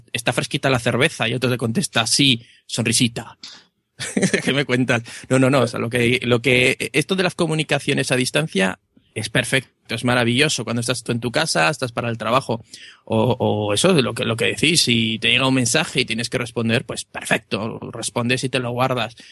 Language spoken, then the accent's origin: Spanish; Aragon, Spain; un pueblo cerrado de, Aragón